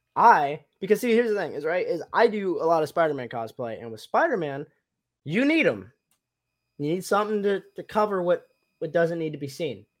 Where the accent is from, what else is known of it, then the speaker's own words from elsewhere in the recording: Tennessee, United States; moved away; also born or lived in Michigan; I grew up in Tennessee and lived in Michigan for a little bit